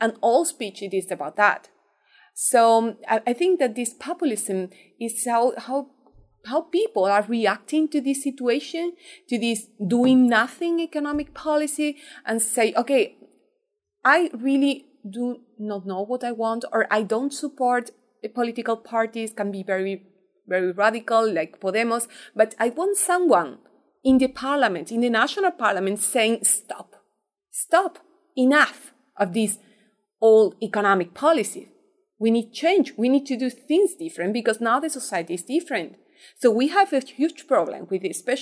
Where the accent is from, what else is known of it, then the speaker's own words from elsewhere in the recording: Seville, Andalusia, Spain; I'm from Andalusia. I'm from Seville